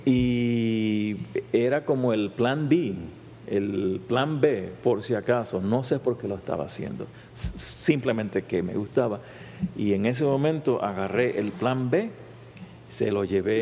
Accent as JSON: {"language": "Spanish", "town": "San Juan", "country": "Puerto Rico", "tie": "born or raised there", "also_born_or_lived": "Berkeley, California", "first_language": "Spanish", "moved": "as an adult", "said": "yo soy un científico puertorriqueño, nacido y criado en San Juan, Puerto Rico"}